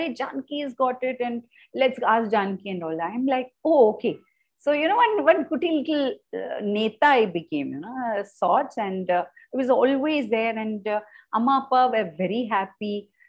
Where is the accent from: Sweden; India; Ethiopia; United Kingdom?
India; Kolkata, West Bengal; also born or lived in Bangalore / Delhi / Bombay; now in Chennai, India; I was born in Bangalore. Mm-hmm. Bred in Kolkata, buttered in Delhi, got married, went to Bombay, and now for the last 31 years, I'm in Chennai.